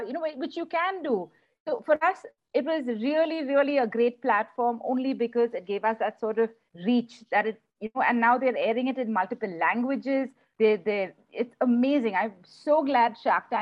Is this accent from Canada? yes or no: no; South India, India; we don't speak Hindi, since we're from the South